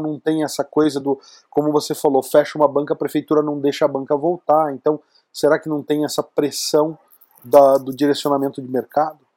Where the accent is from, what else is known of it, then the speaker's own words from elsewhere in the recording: Campinas, São Paulo, Brazil; now in Curitiba, Brazil; eu venho de Campinas